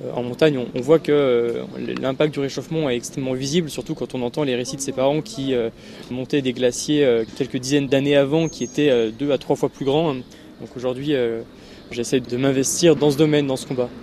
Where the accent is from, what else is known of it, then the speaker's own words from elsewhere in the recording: Grenoble, Auvergne-Rhône-Alpes, France; also born or lived in Les Arcs; je suis né à Grenoble, j'ai vécu aussi une partie de ma vie aux Arcs, euh, dans les Alpes.